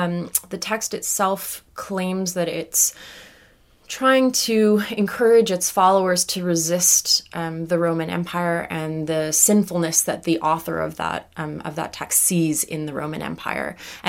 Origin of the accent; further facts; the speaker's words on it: Canada; So I was raised in Canada in an Anglican church, which became very conservative and evangelical and towards that apocalyptic movement.